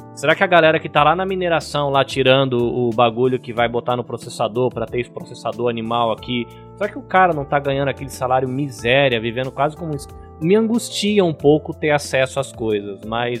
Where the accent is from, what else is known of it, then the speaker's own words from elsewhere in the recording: Brazil; eu já fui aquele adolescente brasileiro babaca que amava a bandeira americana